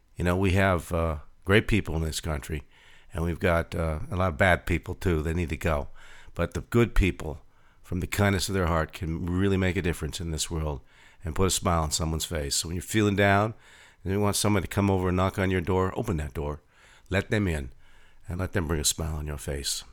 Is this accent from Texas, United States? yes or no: no; California, United States; also born or lived in Pittsburgh, Pennsylvania; We moved to California when I was six years old.